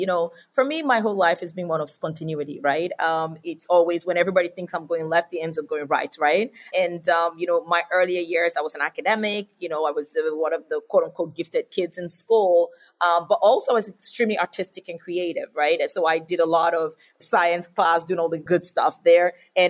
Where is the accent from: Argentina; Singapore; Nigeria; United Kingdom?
Nigeria; moved away as an adult; also born or lived in Australia; now in United States; originally Nigerian, and then I spent my adult life in Australia and naturalized as an Australian, so I'm both Nigerian and Australian, and even coming to America as well, it's been really good.